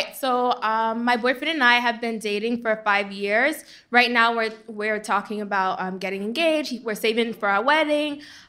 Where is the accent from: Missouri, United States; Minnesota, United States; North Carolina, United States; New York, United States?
New York, United States; New York City; I'm from Queens.